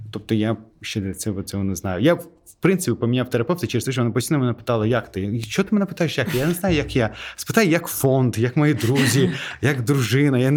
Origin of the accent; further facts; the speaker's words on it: Azerbaijan; Ukrainian is a second language; По-перше, я азербайджанець. У нас нетворкінг в крові.